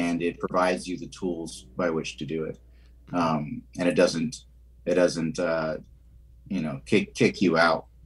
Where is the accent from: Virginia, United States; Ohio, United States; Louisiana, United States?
Virginia, United States; moved away as an adult; also born or lived in Pasadena, California; now in Austin, United States; Quickly escaped that country and moved to Virginia, where I was raised most of my life.